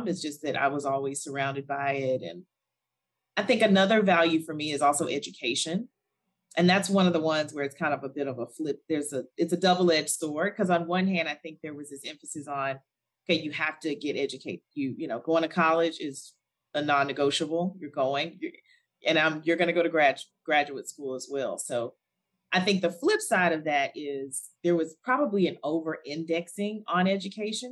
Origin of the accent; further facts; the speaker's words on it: Alabama, United States; moved away; also born or lived in South Africa; I'm from the US. I was born and raised in Alabama